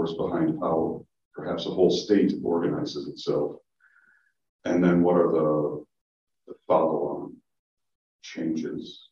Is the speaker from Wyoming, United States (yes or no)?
yes; Wyoming, United States; moved away as an adult; now in Charleston, United States; I'm from Wyoming